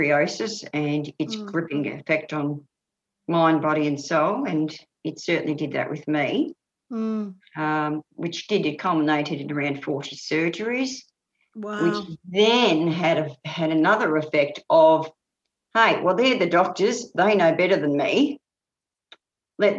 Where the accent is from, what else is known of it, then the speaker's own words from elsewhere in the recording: Bendigo, Victoria, Australia; I was brought up in Bendigo